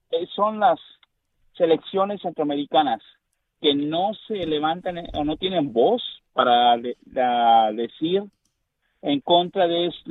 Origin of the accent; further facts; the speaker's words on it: Mexico; y está también de fútbol mexicano, yo soy mexicano.